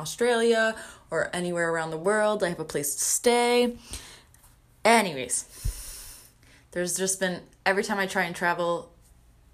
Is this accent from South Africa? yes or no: no; Canada; being a Canadian